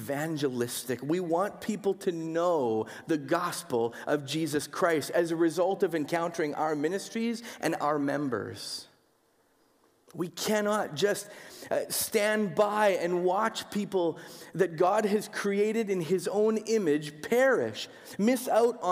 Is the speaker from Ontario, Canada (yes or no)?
no; Winnipeg, Manitoba, Canada; growing up in Winnipeg